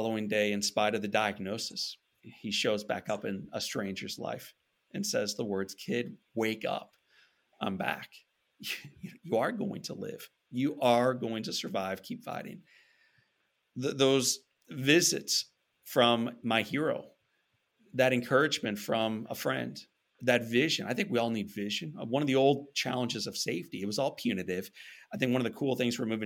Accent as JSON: {"language": "English", "town": "St. Louis", "region": "Missouri", "country": "United States", "tie": "born or raised there", "said": "growing up in St. Louis, Missouri"}